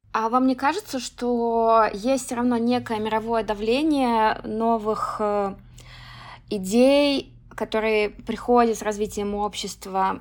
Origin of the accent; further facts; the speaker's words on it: Russia; я из России